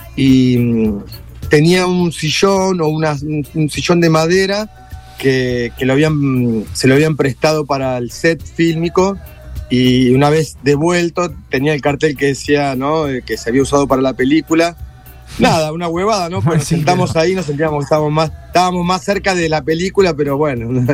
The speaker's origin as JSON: {"language": "Spanish", "country": "Argentina", "said": "como somos los argentinos"}